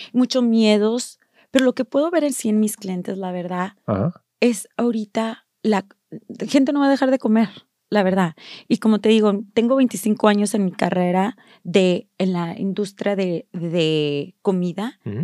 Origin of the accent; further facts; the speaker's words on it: Mexico; now in United States; yo nací en México